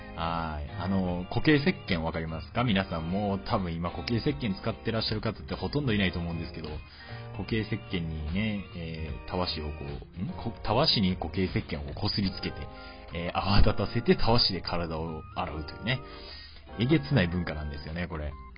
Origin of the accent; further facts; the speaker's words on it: Kansai, Japan; accent: Kansai dialect; moved away as an adult; now in Kyushu, Japan; 僕、関西出身で